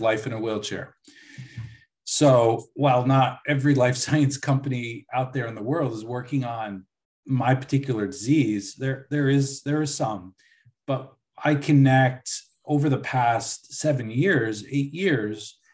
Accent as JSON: {"language": "English", "town": "Buffalo", "region": "New York", "country": "United States", "tie": "born or raised there", "said": "I was born in 1974 in Buffalo."}